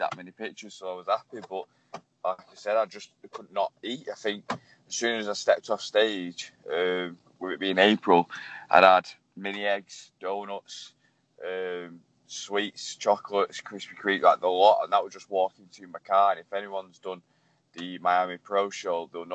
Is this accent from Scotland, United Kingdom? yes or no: no; Manchester, North West England, United Kingdom; I'm 24 from Manchester.